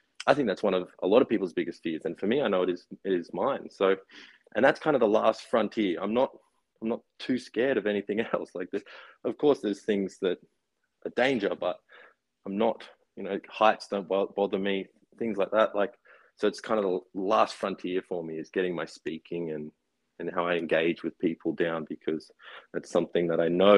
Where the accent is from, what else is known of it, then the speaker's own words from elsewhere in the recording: Brisbane and Noosa, Queensland, Australia; also born or lived in Gold Coast; So I grew up in Noosa, well, Brisbane and Noosa